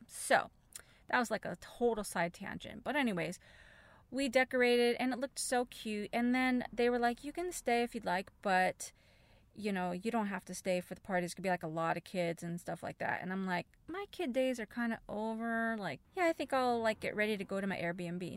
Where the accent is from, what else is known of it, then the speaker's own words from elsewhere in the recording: United States; as an American, I don't speak Spanish